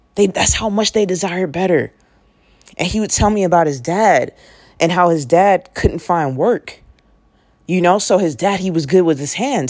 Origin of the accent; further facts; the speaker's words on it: Oakland, California, United States; I grew up in Oakland, California